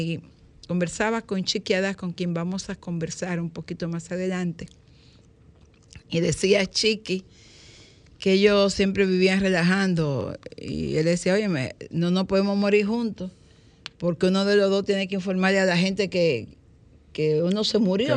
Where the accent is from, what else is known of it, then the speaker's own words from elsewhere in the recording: Dominican Republic; raíces de lo que somos como dominicanos